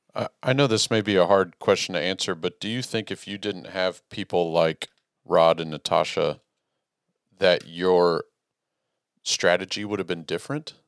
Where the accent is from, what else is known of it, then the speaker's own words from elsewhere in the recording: Texas, United States; as a Texan